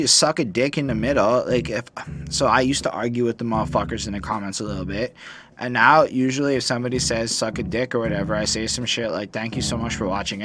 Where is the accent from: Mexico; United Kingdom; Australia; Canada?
Canada; I'm a Canadian person. I am Canadian